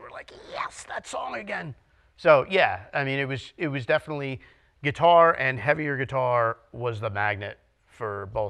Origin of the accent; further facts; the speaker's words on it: West Orange, New Jersey, United States; also born or lived in Matawan; I grew up in West Orange.